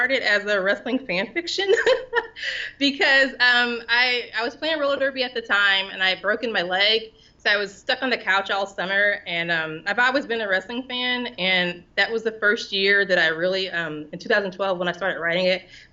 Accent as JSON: {"language": "English", "town": "St. Louis", "region": "Missouri", "country": "United States", "moved": "as an adult", "lives_now": "Houston, United States", "said": "I'm originally from St. Louis, and I moved to Houston"}